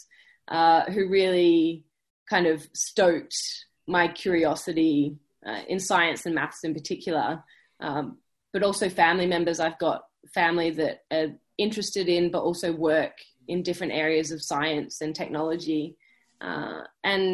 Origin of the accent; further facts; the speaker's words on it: Busselton, Western Australia, Australia; moved away as an adult; also born or lived in Perth, Australia / Melbourne, Australia; now in United Kingdom; I grew up down south, so I'm from Busso